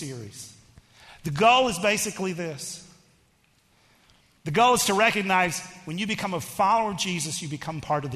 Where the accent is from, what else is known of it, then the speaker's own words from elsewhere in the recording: Texas, United States; I am from Texas